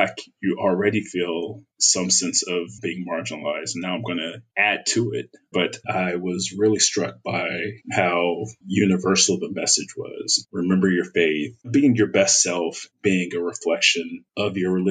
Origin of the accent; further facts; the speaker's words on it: Inglewood, California, United States; moved away; I'm from a small city called Inglewood, California, born and raised.